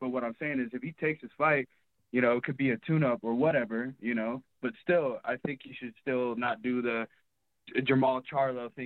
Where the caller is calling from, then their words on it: Lakeview, Oregon, United States; I'm calling from Lakeview, Oregon, small little town.